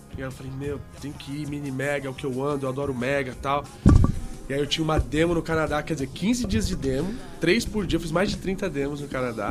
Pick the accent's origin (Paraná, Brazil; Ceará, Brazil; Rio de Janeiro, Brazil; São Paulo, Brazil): São Paulo, Brazil; Santo André; Sou de Santo André e aí eu já comecei a andar de skate com meus amigos da escola lá na Atente